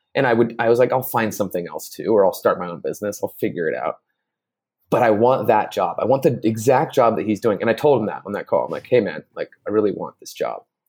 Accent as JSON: {"language": "English", "area": "Bay Area, between San Jose and Oakland", "region": "California", "country": "United States", "tie": "born or raised there", "also_born_or_lived": "Playa del Carmen, Mexico", "moved": "as an adult", "lives_now": "Mexico", "said": "I grew up in the Bay Area in, uh, in between San Jose and Oakland"}